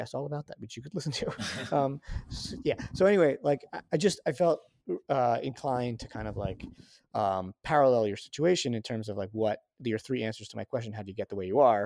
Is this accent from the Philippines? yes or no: no; New Rochelle, New York, United States; I grew up liberal Jewish in Westchester County.